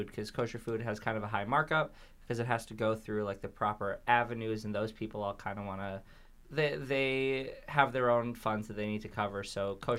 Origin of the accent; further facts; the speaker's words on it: New York City, New York, United States; also born or lived in Manhasset, Long Island; I'm from Bayside, Queens, born and raised. Well, I was born in Manhasset, Long Island. That was the hospital I was born in. But they drove me from that hospital right to my parents' house. Or apartment back then